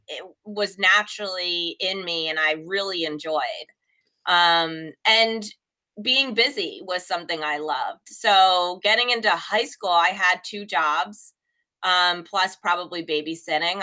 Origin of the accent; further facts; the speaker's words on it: Ewing, New Jersey, United States; we lived in Ewing